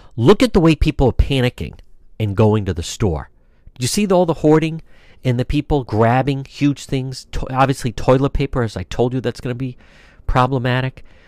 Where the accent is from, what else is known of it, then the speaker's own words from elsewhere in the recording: Cranston, Rhode Island, United States; Cranston, Rhode Island, my hometown